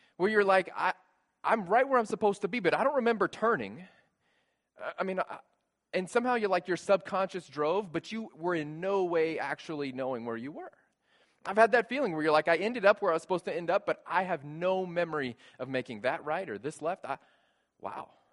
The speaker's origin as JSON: {"language": "English", "town": "San Antonio", "region": "Texas", "country": "United States", "tie": "born or raised there", "moved": "yes", "said": "I grew up Catholic in San Antonio, Texas"}